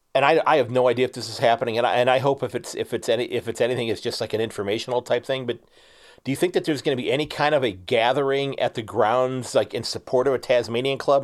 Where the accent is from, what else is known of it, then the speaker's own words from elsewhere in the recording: Ohio, United States; We're both from Ohio